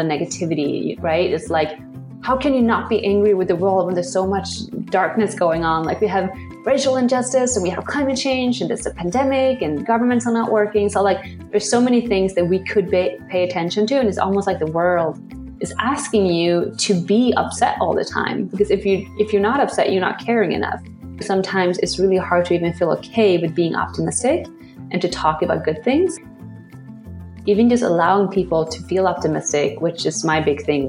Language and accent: English; Sweden; born or raised there; moved away as an adult; now in New York City, United States